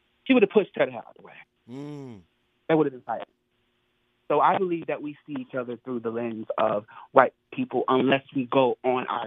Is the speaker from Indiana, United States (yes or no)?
no; North Carolina, United States; moved away as an adult; now in New York, United States; I'm from North Carolina, but I've been living in New York for the past 10 years or so.